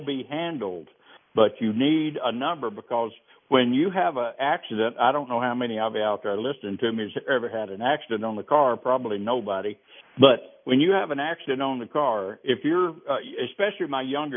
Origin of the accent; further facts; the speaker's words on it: the South, United States; I'm from the South.